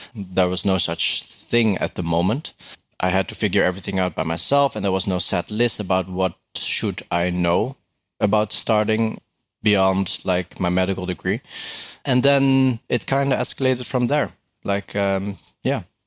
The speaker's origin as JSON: {"language": "English", "country": "Netherlands", "said": "I'm from the Netherlands."}